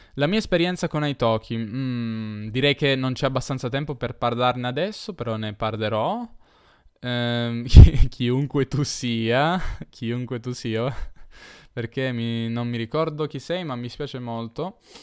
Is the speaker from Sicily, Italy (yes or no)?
no; Turin, Piedmont, Italy; io sono torinese